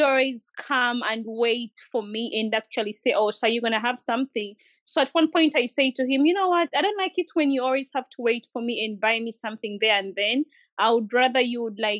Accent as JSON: {"language": "English", "country": "Uganda", "moved": "yes", "said": "So I used to live in Uganda by then. I'm from Uganda"}